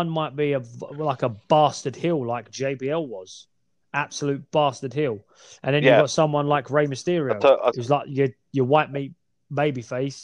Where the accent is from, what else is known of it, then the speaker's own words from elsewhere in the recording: Essex, East of England, United Kingdom; I did just say we're from the Essex area